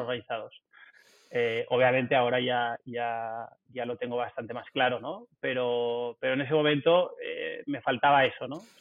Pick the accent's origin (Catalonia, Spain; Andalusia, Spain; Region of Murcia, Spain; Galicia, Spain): Catalonia, Spain; Barcelona; also born or lived in south of England; Vivo y nací en Barcelona